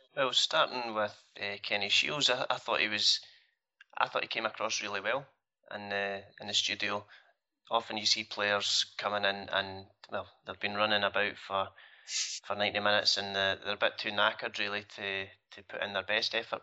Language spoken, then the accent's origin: English; Stirling, Scotland, United Kingdom; I don't come from Glasgow. I come from Stirling.